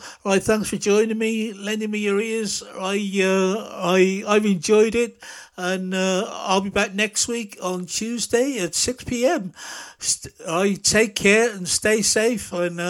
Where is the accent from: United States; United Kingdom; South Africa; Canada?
United Kingdom; Lancashire, North West England; moved away; She comes from my hometown, all the way up there in Lancashire.